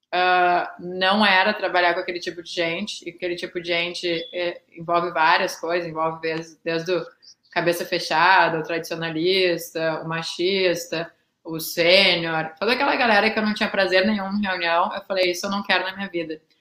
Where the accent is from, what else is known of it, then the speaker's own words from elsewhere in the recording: Porto Alegre, Rio Grande do Sul, Brazil; moved away as an adult; also born or lived in Pelotas; eu realmente sou gaúcha, eu morei, eu nasci em Pelotas, mas nunca cheguei a morar lá, uh, morei a vida inteira em Porto Alegre